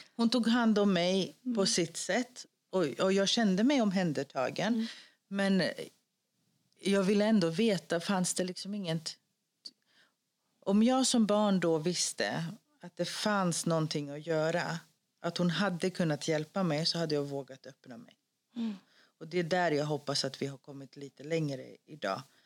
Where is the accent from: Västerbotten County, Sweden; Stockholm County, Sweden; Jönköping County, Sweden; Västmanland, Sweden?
Stockholm County, Sweden; Stockholm; accent: Rinkeby Swedish; Swedish is a second language; vi pratar ju Rinkeby-svenska